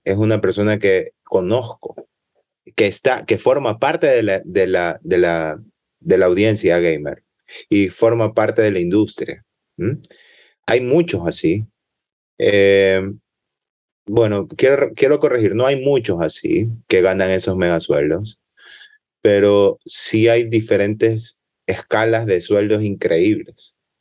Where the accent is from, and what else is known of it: Ecuador